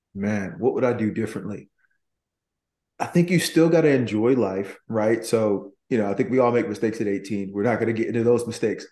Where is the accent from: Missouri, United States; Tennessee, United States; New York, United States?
Tennessee, United States; Nashville; moved away; I was born in Nashville